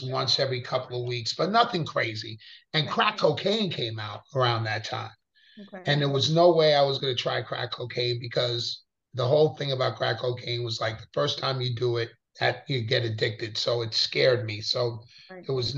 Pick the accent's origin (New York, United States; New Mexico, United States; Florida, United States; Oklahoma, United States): New York, United States; Pleasantville; I grew up in Westchester, Pleasantville, New York.